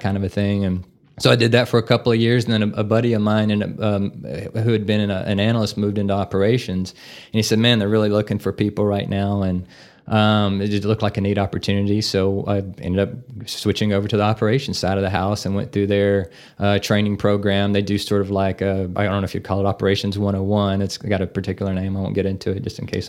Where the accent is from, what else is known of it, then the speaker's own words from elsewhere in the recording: Navasota, Texas, United States; moved away as an adult; now in Amarillo, United States; I'm originally from Navasota